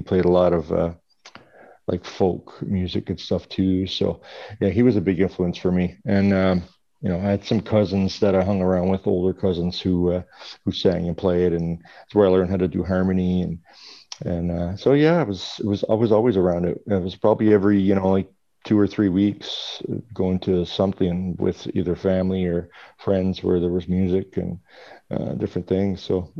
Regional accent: Western Newfoundland, Newfoundland and Labrador, Canada; I'm born and raised in Western Newfoundland, and actually still here right now.

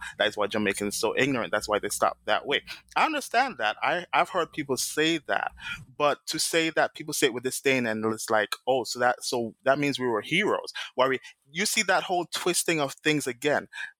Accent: St. Vincent & Grenadines; also born or lived in Toronto / Brooklyn; now in New York, United States; I'm from St. Vincent

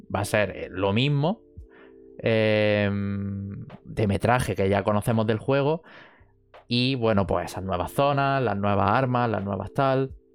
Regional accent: Jaén, Andalusia, Spain; somos de Jaén, han abierto un, un ciber en, nuestra ciudad.

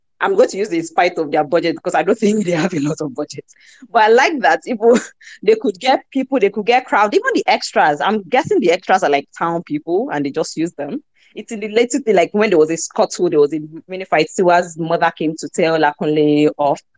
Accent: Accra, Greater Accra, Ghana; I grew up in Accra and I see this kind of buildings all the time.

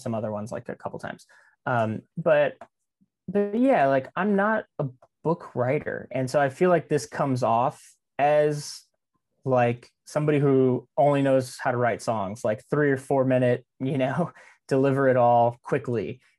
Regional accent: Kingsville, Texas, United States; also born or lived in San Diego, United States; I was born in San Diego, California, and my dad was in the Navy and he got transferred to Kingsville. This like, I mean, from, you know, Southern California beach city to random ranch town in South Texas.

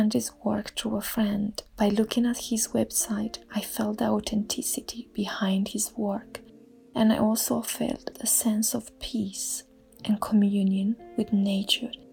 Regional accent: Romania; now in England; I'm originally from Romania and I currently live in England.

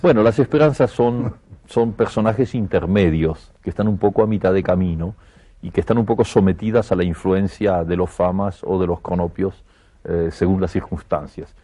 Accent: Argentina; moved away as an adult; also born or lived in Barcelona, Spain; now in Paris, France; yo estoy muy contento de ser argentino

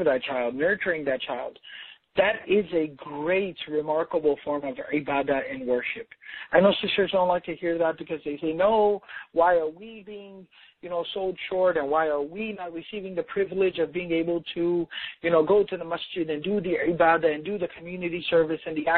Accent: Dallas, Texas, United States; I'm from Dallas, so we have a lot of corporations and, you know, corporate work settings here

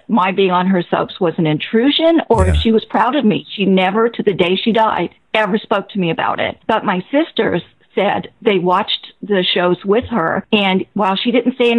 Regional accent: Detroit, Michigan, United States; I was born in Detroit, Michigan

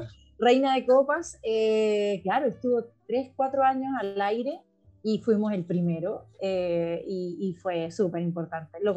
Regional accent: Uruguay; also born or lived in Argentina; Así que mi mamá fue a Argentina, nací en Argentina y a las dos semanas volví a Uruguay. Así que en estricto rigor yo debería ser uruguaya, pero tengo pasaporte argentino como todo el resto de la familia.

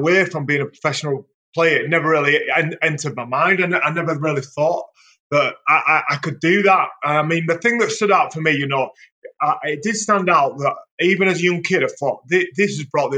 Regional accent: Leeds, Yorkshire and the Humber, United Kingdom; my hometown club

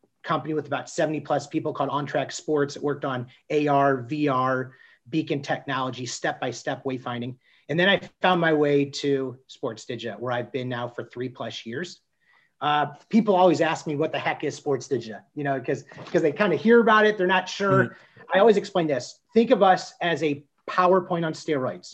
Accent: St. Louis, Missouri, United States; moved away as an adult; also born or lived in Kansas / Illinois / New Orleans; I'm originally from St. Louis

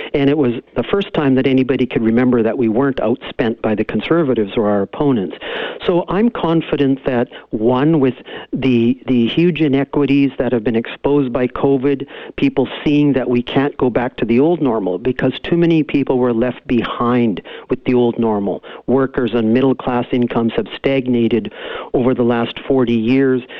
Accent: the Cariboo, British Columbia, Canada; I grew up in the Cariboo to immigrant parents.

